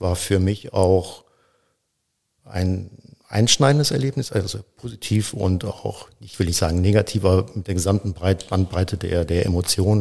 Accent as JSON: {"language": "German", "area": "between Cologne and Aachen", "region": "North Rhine-Westphalia", "country": "Germany", "tie": "born or raised there", "said": "Ich komme eigentlich aus dem Rheinland, also ja. bin in, zwischen Köln und Aachen geboren und natürlich mit der Karnevalstradition aufgewachsen."}